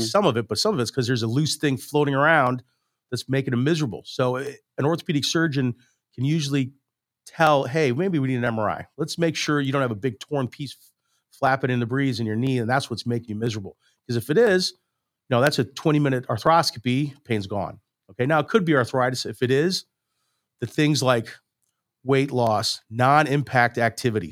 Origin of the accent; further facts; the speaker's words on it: St. Louis, Missouri, United States; I'm from Saint Louis. I grew up here in, in West County